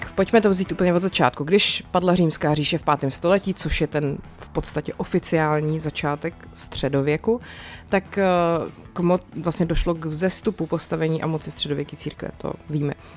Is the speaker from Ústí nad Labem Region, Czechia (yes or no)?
no; South Bohemian Region, Czechia; jsem z Jižních Čech